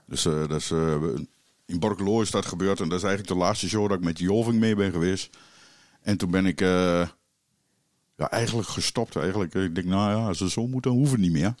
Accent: Keijenborg, Gelderland, Netherlands; Ik ben eh, geboren in Keienborg, dus een eh, klein dorpje in de Achterhoek. En mijn ouders die hadden daar een café

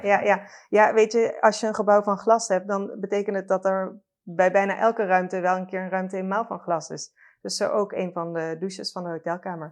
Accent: Limburg, Netherlands; ik ben ook opgegroeid in Limburg

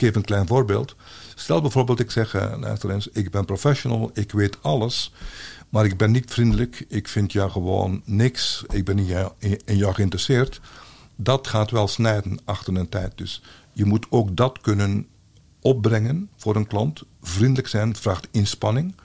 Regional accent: Belgium; als Belg

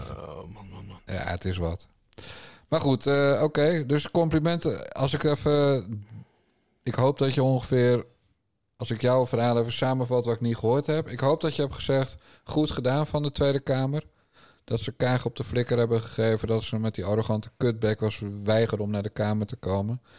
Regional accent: Friesland, Netherlands; Ik ben een Fries, hè? geen Friesin. Iemand uit Friesland

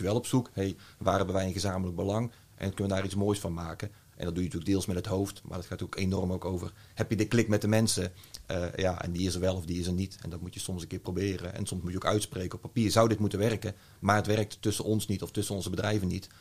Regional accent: North Brabant, Netherlands; geboren en eh, getogen Brabander

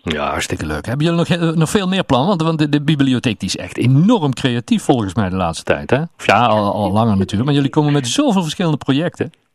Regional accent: Netherlands; wij Hollanders

